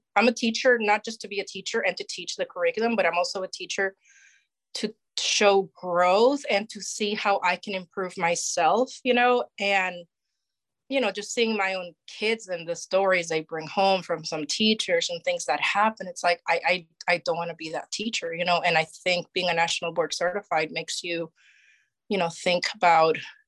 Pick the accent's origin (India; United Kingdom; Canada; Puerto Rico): Puerto Rico; moved away as an adult; also born or lived in Wisconsin / Montgomery County, Maryland; now in Maryland, United States; So I grew up in Puerto Rico, and at the age of 18, I'm like, I'm going away for college.